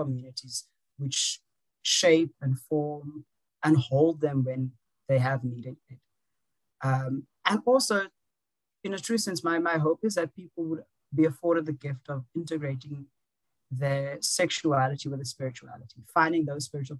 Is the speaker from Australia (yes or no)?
no; South Africa; I am a South African, so we have civil rights